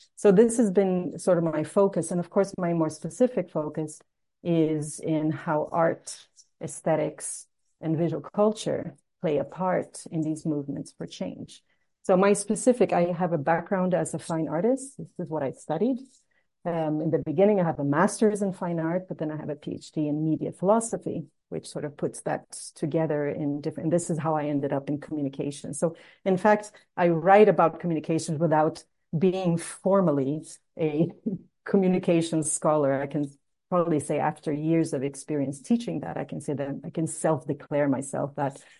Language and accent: English; Rio de Janeiro, Brazil; Rio de Janeiro, which is my hometown